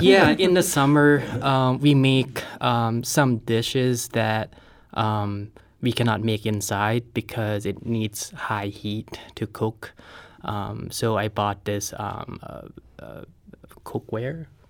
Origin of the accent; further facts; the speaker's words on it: Thailand; now in St. Louis, United States; I'm originally from Thailand